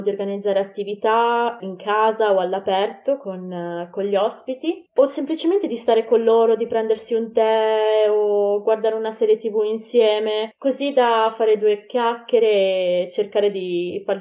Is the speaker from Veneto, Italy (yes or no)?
yes; Vicenza, Veneto, Italy; moved away as an adult; now in Bologna, Italy; vengo da Vicenza ma in realtà adesso come adesso sto vivendo a Bologna